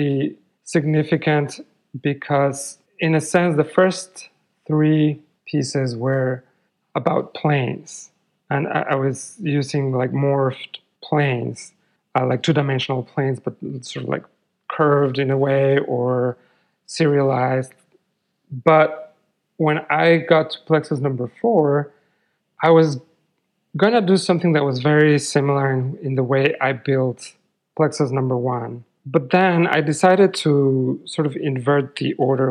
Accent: Mexico City, Mexico; moved away; I grew up in Mexico City

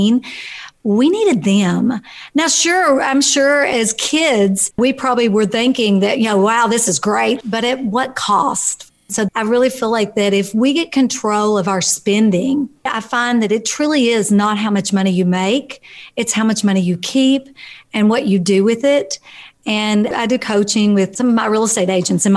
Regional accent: Kentucky, United States; I was raised in Kentucky

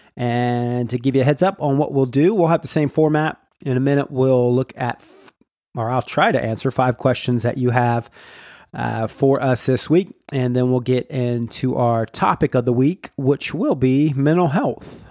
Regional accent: Jacksonville, Florida, United States; we are from Jacksonville, Florida, which is Duval County

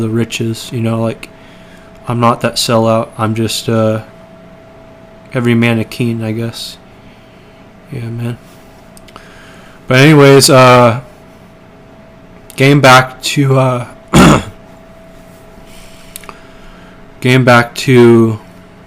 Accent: Portland, Oregon, United States; I'm from Portland

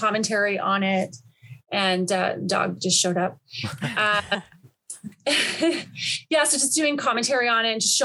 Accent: Ontario, Canada; moved away as an adult; also born or lived in Whistler, British Columbia; now in Squamish, Canada; I grew up in Ontario

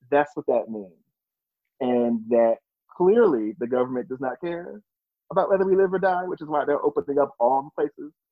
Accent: New Jersey, United States; moved away; I'm from New Jersey.

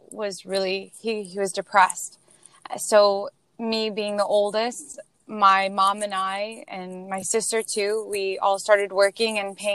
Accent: Queens, New York, United States; We are originally from Queens, New York. And uh, we moved to Pennsylvania

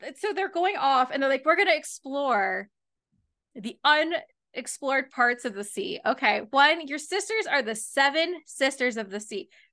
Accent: London, Ontario, Canada; my hometown

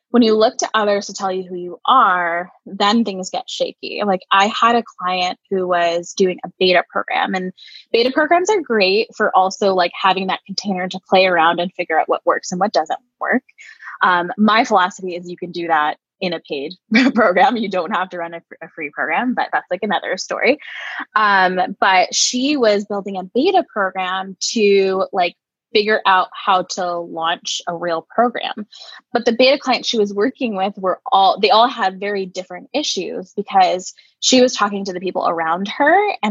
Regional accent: Connecticut, United States; moved away as an adult; now in Cleveland, United States; I'm originally from a state in the US called Connecticut

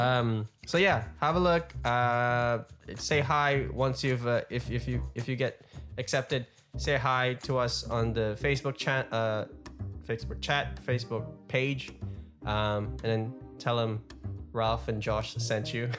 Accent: Melbourne, Victoria, Australia; Melbourne, my hometown

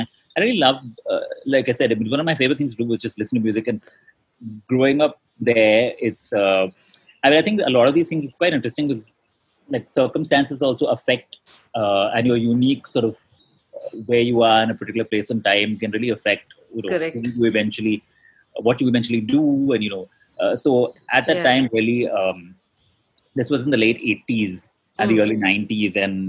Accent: Dubai, United Arab Emirates; Actually, I grew up in Dubai. So I went to school there.

